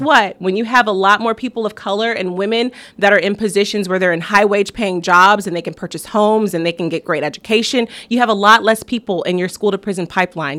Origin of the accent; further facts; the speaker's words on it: South Bend, Indiana, United States; I'm from South Bend, Indiana. That's where I was born and raised